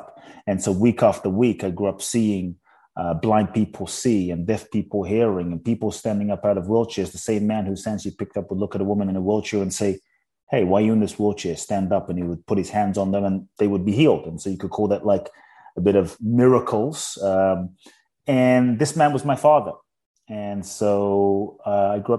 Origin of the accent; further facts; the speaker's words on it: London, United Kingdom; also born or lived in Ghana / Mexico; now in United States; I grew up in London. Now I live in the US and partly Mexico.